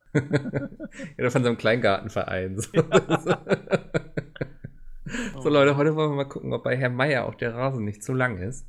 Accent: Northern Germany, Germany; als Norddeutscher

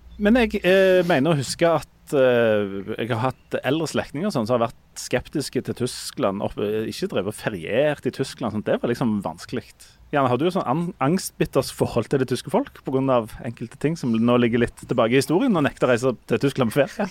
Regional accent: Hommersåk, Rogaland, Norway; jeg er jo fra Hommersorg

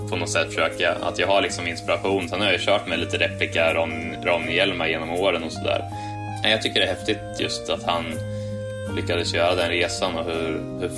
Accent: Sweden; jag kommer från Sverige

